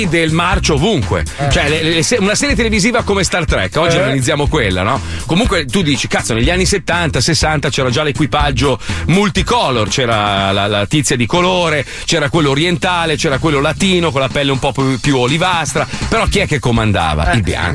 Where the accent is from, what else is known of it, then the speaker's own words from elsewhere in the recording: Milan, Lombardy, Italy; io sono, io sono milanese